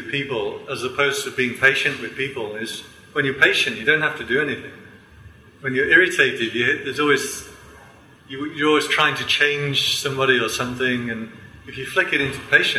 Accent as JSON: {"language": "English", "region": "England", "country": "United Kingdom", "said": "I'm male and I'm English"}